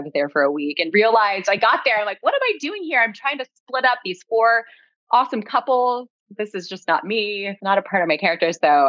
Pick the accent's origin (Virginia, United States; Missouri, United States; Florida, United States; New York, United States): Missouri, United States; Kansas City; moved away as an adult; also born or lived in Chicago; now in Southern California, United States; I'm from Kansas City, Missouri. Born and raised. I went to college in Chicago, went to Loyola University of Chicago.